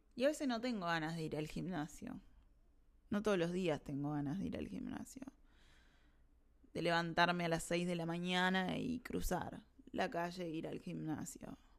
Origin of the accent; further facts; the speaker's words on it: Montevideo, Uruguay; moved away as an adult; now in Argentina; sé que me voy a volver a Uruguay, sé que me voy a volver a Montevideo